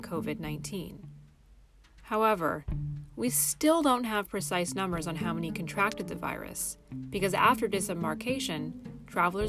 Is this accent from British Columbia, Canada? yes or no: yes; Vancouver, British Columbia, Canada; moved away; my hometown